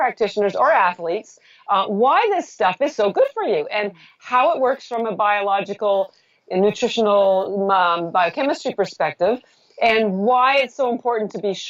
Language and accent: English; Canada; I'm Canadian.